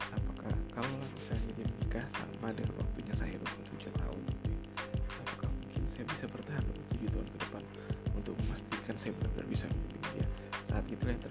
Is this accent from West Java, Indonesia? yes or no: no; Pontianak, West Kalimantan, Indonesia; saya orang Kalimantan Barat di Pontianak tepatnya dan keluarga besar saya itu ada di Pontianak semua